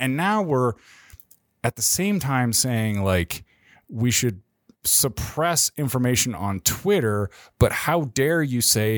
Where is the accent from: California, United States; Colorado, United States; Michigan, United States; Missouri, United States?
California, United States; Menlo Park; born there; That's why I was born in Menlo Park.